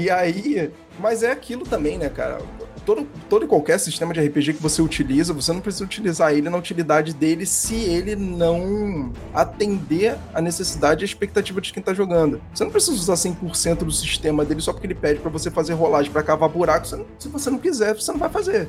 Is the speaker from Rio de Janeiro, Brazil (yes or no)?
yes; Rio de Janeiro, Brazil; eu sou do Rio de Janeiro